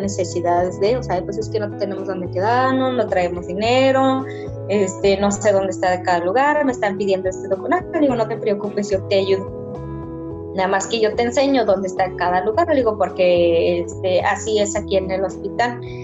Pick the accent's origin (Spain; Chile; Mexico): Mexico; Sierra Tarahumara, Chihuahua; moved away; yo como persona que vengo de la Sierra